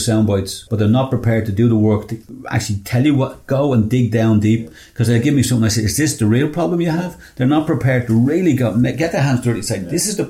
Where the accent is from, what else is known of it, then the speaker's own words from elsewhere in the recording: Ireland; We're fans of, very proud of being Irish.